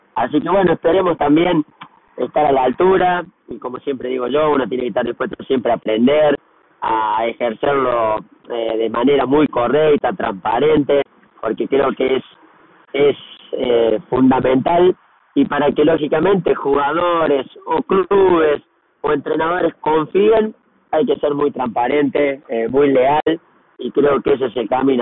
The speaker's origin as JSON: {"language": "Spanish", "country": "Argentina", "moved": "yes", "lives_now": "Brazil"}